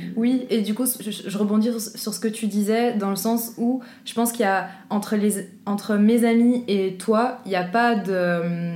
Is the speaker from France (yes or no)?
no; Brussels, Brussels-Capital Region, Belgium; Je viens de Bruxelles.